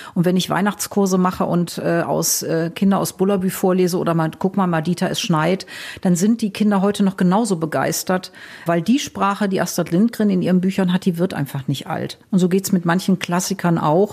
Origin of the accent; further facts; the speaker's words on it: Wuppertal, North Rhine-Westphalia, Germany; ich komme ja aus Nordrhein-Westfalen, aus Wuppertal